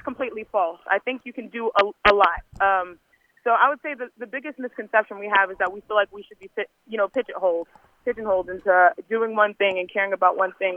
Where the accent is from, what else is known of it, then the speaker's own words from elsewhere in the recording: United States; I'm Nigerian American